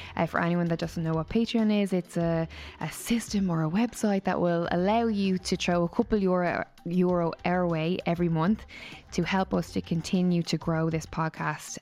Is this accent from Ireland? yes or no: yes; Waterford, Munster, Ireland; All the way from Waterford, my hometown.